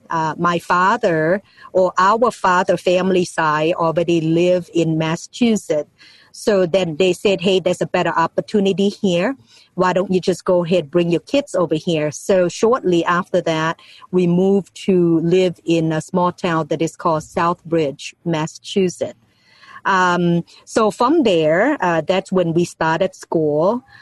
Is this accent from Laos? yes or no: yes; Ban Sombang, Laos; English is a second language; now in United States; I was born in Laos, and um, the name of the little town is called Ban Sombang